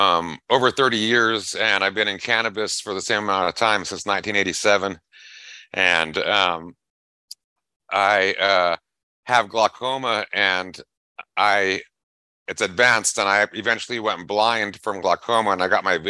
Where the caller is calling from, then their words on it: Buckeye, Arizona, United States; Buckeye, Arizona.